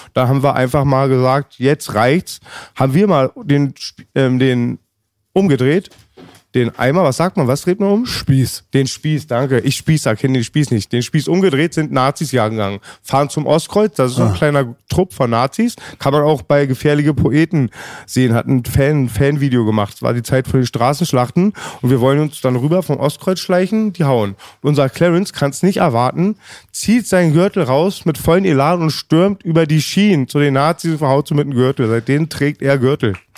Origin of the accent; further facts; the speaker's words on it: Germany; als Deutscher